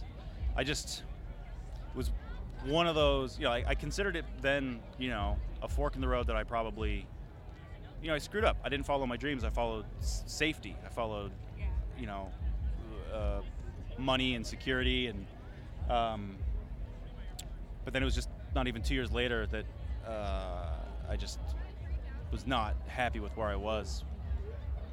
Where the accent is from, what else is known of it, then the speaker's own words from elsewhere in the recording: Edmonds, Washington, United States; moved away as an adult; also born or lived in East Coast; Grew up north of Seattle. Edmonds, little sleepy waterfront town